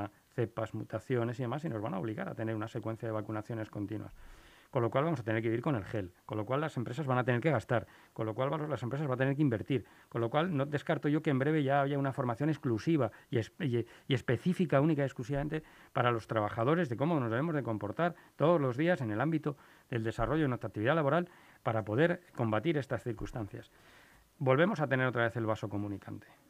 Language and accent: Spanish; Spain; en mi país